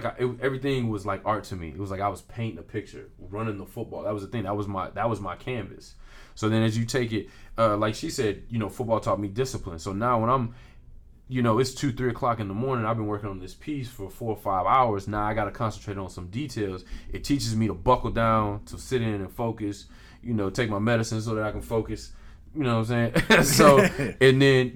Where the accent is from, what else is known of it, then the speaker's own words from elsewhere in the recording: Houston, Texas, United States; growing up in Houston. Yeah. And being an athlete in Houston